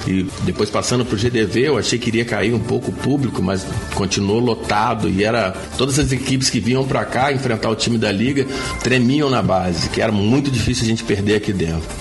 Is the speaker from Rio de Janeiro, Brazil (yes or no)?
yes; Volta Redonda, Rio de Janeiro, Brazil; also born or lived in Goiás / Angra dos Reis; quando eu era moleque em Volta Redonda, eu tinha 8, 9 anos